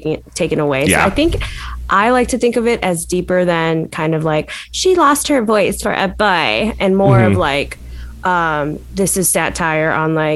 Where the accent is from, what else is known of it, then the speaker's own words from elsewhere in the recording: Illinois, United States; I'm from Illinois